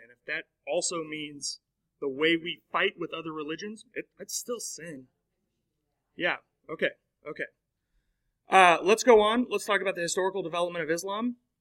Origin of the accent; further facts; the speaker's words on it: United States; we, as American Christians